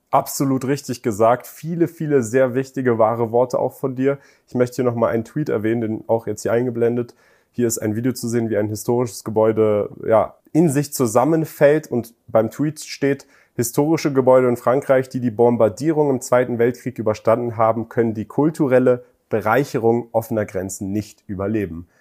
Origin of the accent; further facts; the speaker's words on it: Germany; now in Dubai, United Arab Emirates; Ich bin in Deutschland geboren, aber meine Eltern, mein Vater hat hier studiert, meine Mutter hat im Iran studiert